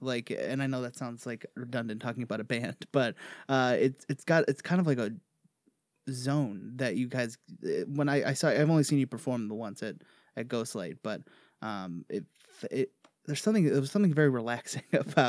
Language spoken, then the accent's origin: English; near Livonia, Michigan, United States; I grew up not far from there, too.